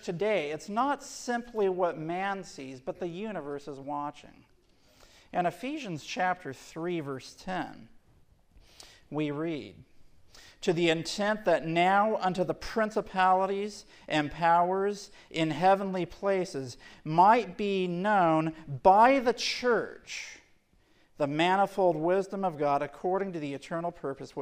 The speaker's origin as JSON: {"language": "English", "town": "Portland", "region": "Tennessee", "country": "United States", "tie": "born or raised there", "said": "I grew up in Portland, Tennessee"}